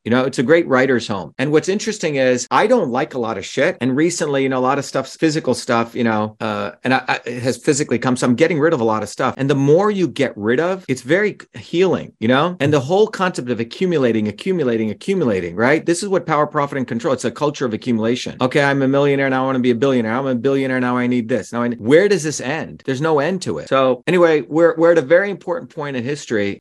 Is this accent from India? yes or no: yes; India; moved away; when I was growing up in India in a village, where people, the, the Indian Tamil language does not have a word for my